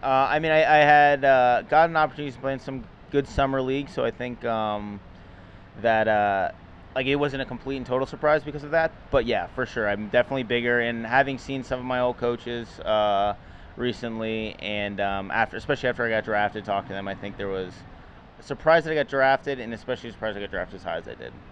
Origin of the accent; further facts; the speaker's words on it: Manhattan Beach, California, United States; I grew up in Los Angeles, Manhattan Beach, California